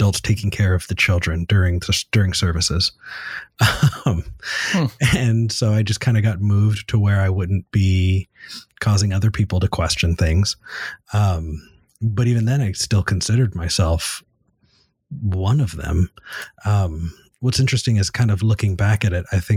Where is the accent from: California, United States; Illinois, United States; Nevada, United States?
California, United States; Ventura County, Southern; moved away as an adult; also born or lived in Texas; now in Austin, United States; I grew up in Southern California in a Ventura County.